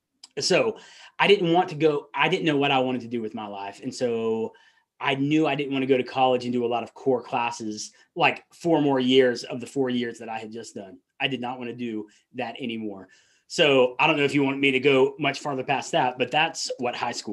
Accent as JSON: {"language": "English", "region": "the South", "country": "United States", "accent": "Southern", "said": "And I might slip into my Southern accent every once in a while."}